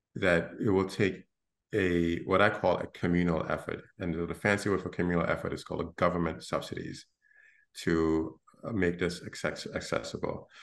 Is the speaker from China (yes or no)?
no; Gambia; now in Brooklyn, United States; I'm from the Gambia in West Africa, um, a small country of 1.6 million people.